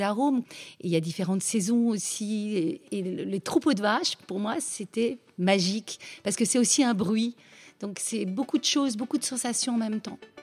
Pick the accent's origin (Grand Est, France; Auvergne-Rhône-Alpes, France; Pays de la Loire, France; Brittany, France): Auvergne-Rhône-Alpes, France; Cantal; je suis née en Auvergne, dans le Cantal